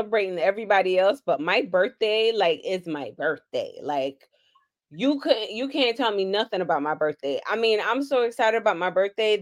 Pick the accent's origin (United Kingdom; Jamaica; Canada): Jamaica; now in Florida, United States; I am Jamaican